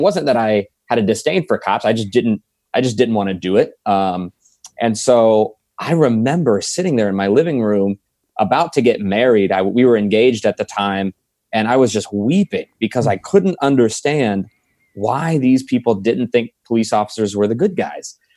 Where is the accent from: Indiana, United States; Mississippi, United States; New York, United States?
Indiana, United States; Franklin; moved away as an adult; now in Fort Wayne, United States; I'm originally from South Side of Indianapolis, Franklin, Indiana